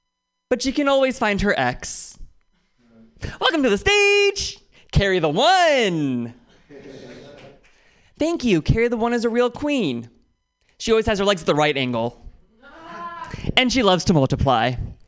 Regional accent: Oakland, California, United States; I'm from Oakland, which means I dodged three bullets and walked through fire to get here.

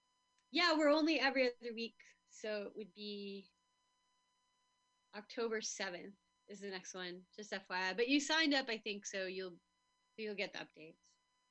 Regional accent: United States; we're American.

